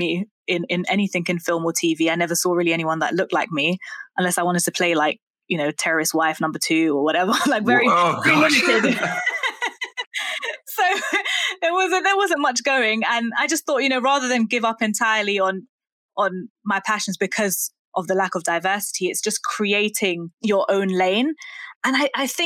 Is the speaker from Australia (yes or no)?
no; London, United Kingdom; I grew up in Brent as well, which I think was one of the most diverse boroughs in the country even.